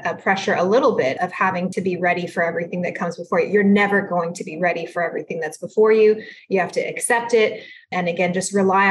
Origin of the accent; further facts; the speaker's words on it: San Antonio, Texas, United States; first language Spanish; English is a second language; I'm from San Antonio. That's where I preside as a judge